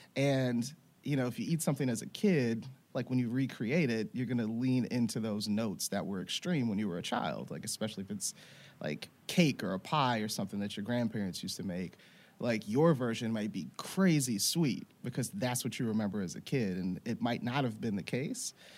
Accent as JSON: {"language": "English", "region": "Louisiana", "country": "United States", "tie": "born or raised there", "moved": "yes", "said": "I grew up in Louisiana"}